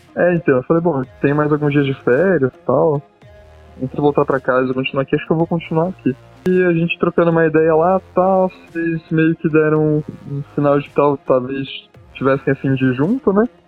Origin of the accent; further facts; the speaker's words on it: Campinas, São Paulo, Brazil; sou de Campinas